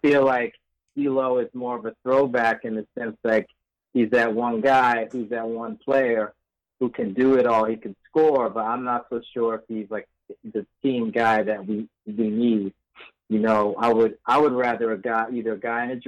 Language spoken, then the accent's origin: English; New York, United States; moved away as an adult; now in Los Angeles, United States; I'm actually from New York, but I've been living in L.A. the past 10 years